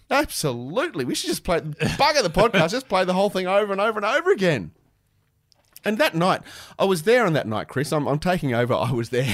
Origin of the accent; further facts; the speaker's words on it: Canberra, Australian Capital Territory, Australia; growing up in Canberra, the only place to go to get your music was Impact Records.